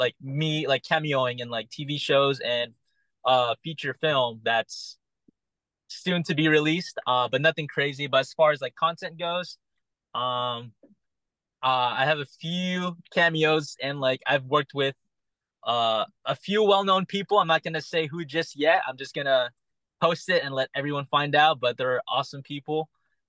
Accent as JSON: {"language": "English", "country": "Philippines", "said": "I feel like growing up, I watched a lot of Manny Pacquiao because one, I'm Filipino and he's just a crazy boxer."}